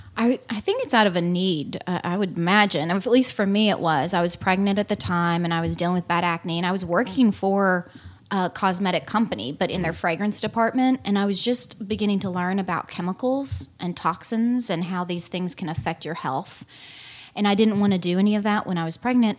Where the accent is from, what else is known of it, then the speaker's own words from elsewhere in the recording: Arkansas, United States; I grew up in Arkansas and outdoors all my life